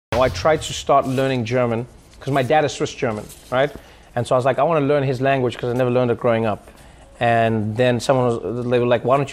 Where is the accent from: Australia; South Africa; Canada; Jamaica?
South Africa; moved away as an adult; now in United States; when I was growing up in South Africa